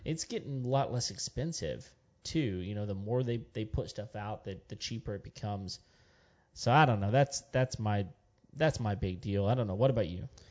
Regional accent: West Texas, United States; I grew up in West Texas

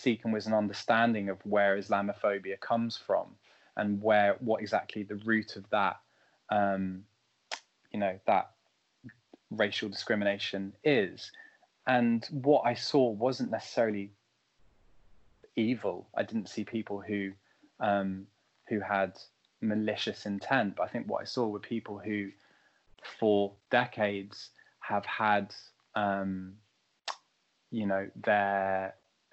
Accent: France; now in London, United Kingdom; I grew up in France

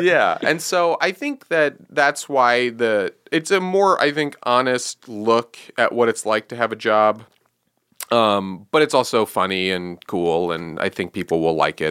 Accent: New York, United States; I'm from New York

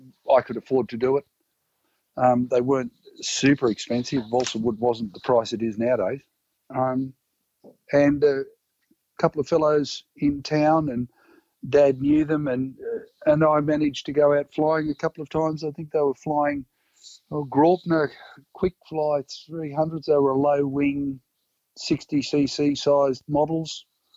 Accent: Coffs Harbour, New South Wales, Australia; I grew up in Coffs Harbour.

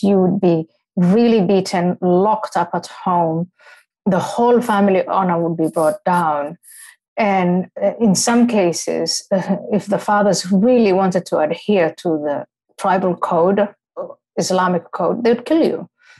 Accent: Somalia; also born or lived in Ethiopia / Kenya; when I was growing up in Somalia and Ethiopia and Kenya, and you know, all of my Muslim friends, even some of my classmates when we lived in Nairobi

